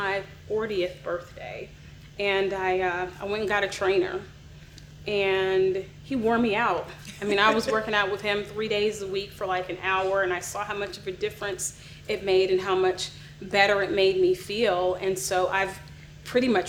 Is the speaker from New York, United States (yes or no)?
no; Gainesville, Florida, United States; now in Dallas, United States; I'm from Gainesville, Florida.